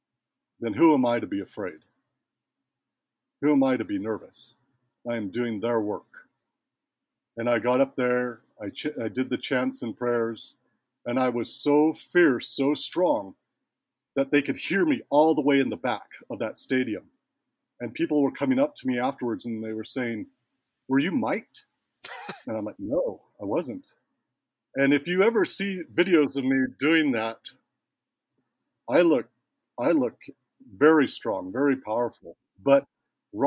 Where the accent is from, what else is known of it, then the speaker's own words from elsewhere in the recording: United States; also born or lived in Hawaii; growing up in the States, my language is not far from perfect.